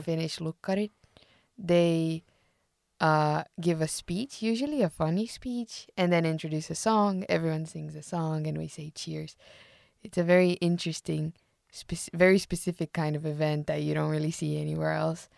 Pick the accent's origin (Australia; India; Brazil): Brazil; now in Finland; I'm from Brazil